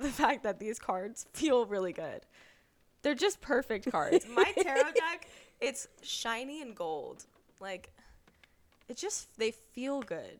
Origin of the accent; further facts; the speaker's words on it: North Carolina, United States; I'm from North Kakalaki.